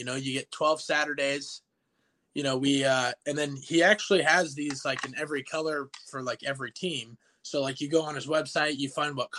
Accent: Gretna, Nebraska, United States; also born or lived in Millard, Nebraska / Valley, Nebraska; So I grew up kind of in the Gretna community and in Millard, more of a city lifestyle. And then I actually live with my stepdad and my mom when I come home.

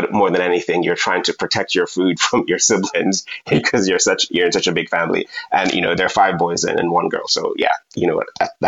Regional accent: Jamaica

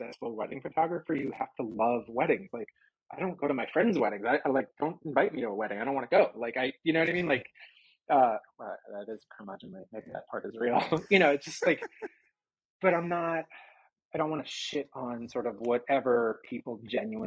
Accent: New York, United States; also born or lived in Florida; now in Los Angeles, United States; I'm from New York.

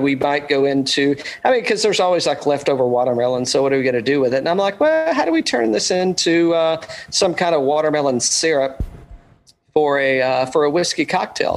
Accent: Atlanta, Georgia, United States; my home state, Atlanta, Georgia

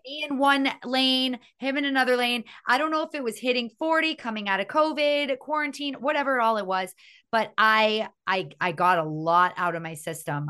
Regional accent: Miami, Florida, United States; growing up in Miami

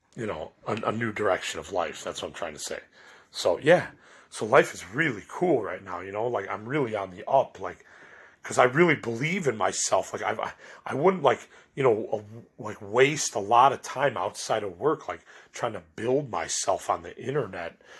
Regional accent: Chicago, Illinois, United States; I'm from Chicago

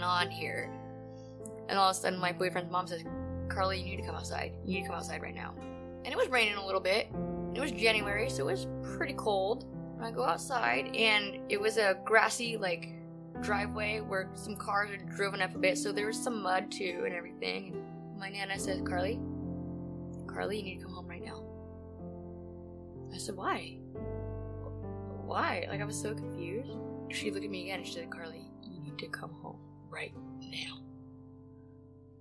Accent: Tumwater, Washington, United States; I'm from Olympia, Washington

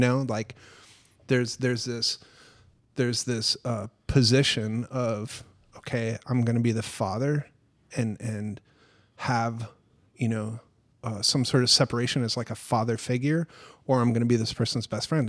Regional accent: Minnesota, United States; I grew up in Minnesota, like, on a farm

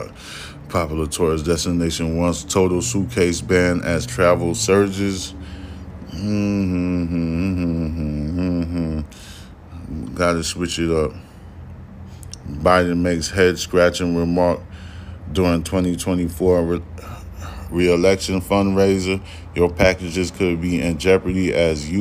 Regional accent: United States; I was born in America

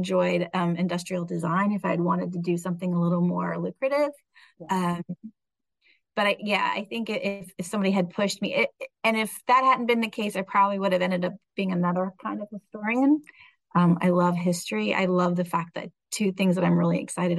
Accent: Indiana, United States; now in Virginia Beach, United States; I'm from Indiana

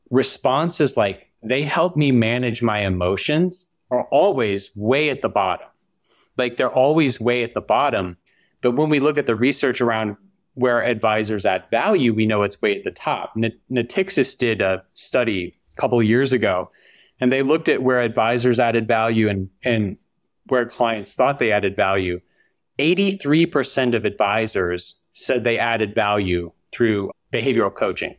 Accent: Huntsville, Alabama, United States; moved away as an adult; I grew up in Huntsville, Alabama, which is kind of like nerd central

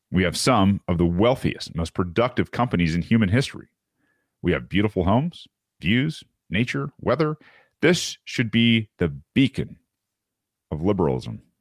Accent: San Francisco, California, United States; This is my hometown. I think it's very special. San Francisco used to mean something, it stood for something. I was proud to be from here.

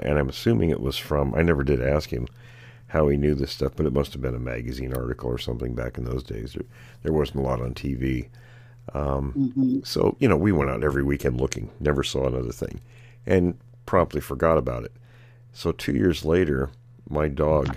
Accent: Graham, Washington, United States; I grew up in Graham

